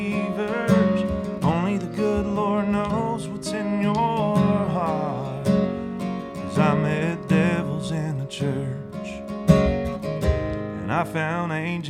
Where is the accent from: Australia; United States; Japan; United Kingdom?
United States; Loganville, Georgia